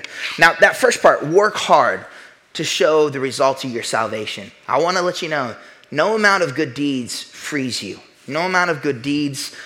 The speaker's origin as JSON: {"language": "English", "region": "the Bible Belt", "country": "United States", "said": "I'm from the Bible Belt"}